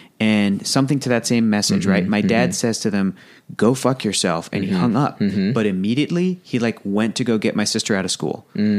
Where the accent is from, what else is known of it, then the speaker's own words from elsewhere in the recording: San Diego, California, United States; growing up in San Diego, right by the border